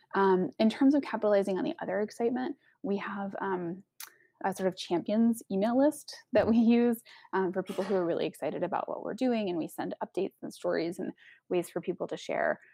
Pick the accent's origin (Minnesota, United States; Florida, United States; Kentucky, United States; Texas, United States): Texas, United States; I'm from Texas